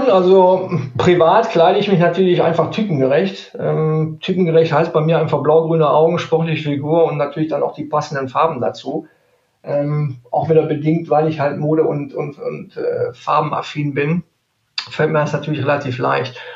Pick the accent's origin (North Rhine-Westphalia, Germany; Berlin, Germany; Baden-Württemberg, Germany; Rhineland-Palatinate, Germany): North Rhine-Westphalia, Germany; Neuss; born there; now in Cologne, Germany; ich komme aus gebürtig aus Neuss. Mhm. Aber ich sage ganz ehrlich, bis nach Köln sind es 30, 35 Kilometer. Ähm, und ähm, somit natürlich seit 17 Jahren jetzt hier in Köln ansässig.